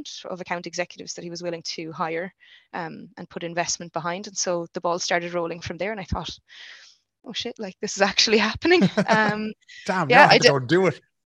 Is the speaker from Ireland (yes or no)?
yes; Ennis, Munster, Ireland; moved away as an adult; now in Stockholm, Sweden; I hadn't planned on staying in Ennis long term, because it's, you know, it's my hometown